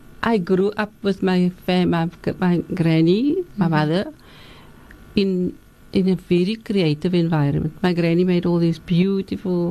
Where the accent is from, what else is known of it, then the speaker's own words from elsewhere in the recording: Cape Town, Western Cape, South Africa; also born or lived in Lansdowne / Surrey Estate, Athlone; I'm born and bred on the Cape Flats. I was born in Lansdowne at home.